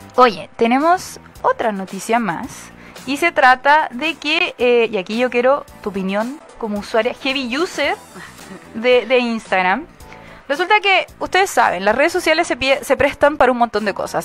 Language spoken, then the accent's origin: Spanish; Arica, Arica y Parinacota, Chile; yo soy de Arica